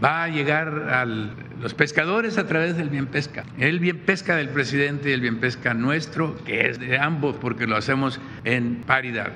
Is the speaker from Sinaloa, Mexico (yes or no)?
yes; Badiraguato, Sinaloa, Mexico; soy de Bairaguato